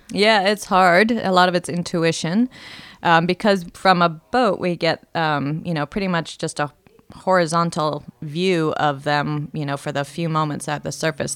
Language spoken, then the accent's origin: English; Miami, Florida, United States; now in Oregon, United States; I grew up in Miami